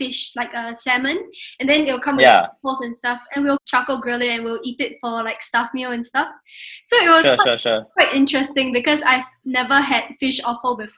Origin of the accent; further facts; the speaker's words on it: Singapore; moved away as an adult; now in Melbourne, Australia; as a Singaporean person, I felt very homesick in that way because I wasn't able to eat whole fish